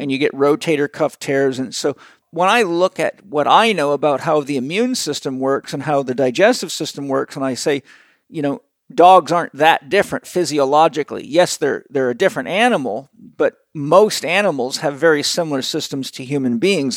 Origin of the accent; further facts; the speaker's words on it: Vancouver Island, British Columbia, Canada; I grew up on a farm and I grew up on Vancouver Island in the wild.